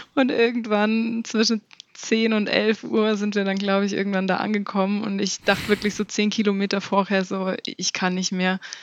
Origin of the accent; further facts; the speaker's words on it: Allgäu, Germany; bei uns im Allgäu